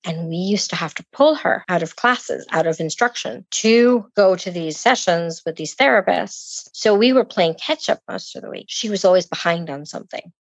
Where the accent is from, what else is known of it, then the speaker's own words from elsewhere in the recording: Puerto Rico; now in Gainesville, United States; I'm originally from Puerto Rico.